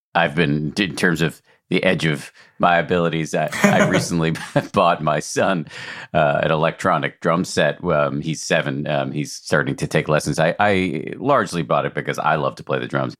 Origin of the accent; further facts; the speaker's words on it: Newton, Massachusetts, United States; I grew up in Newton, right outside of Boston.